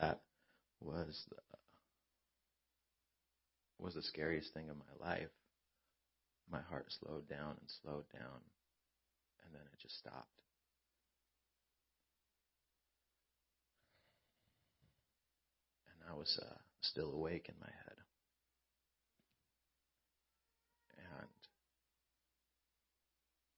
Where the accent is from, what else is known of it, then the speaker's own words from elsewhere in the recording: Lake Elsinore, California, United States; we're from Elsinore on Grand